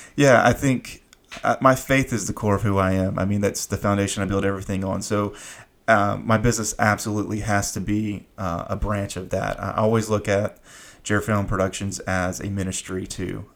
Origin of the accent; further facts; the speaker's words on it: Fayetteville, North Carolina, United States; I grew up in Fayetteville, so we're about 30 minutes away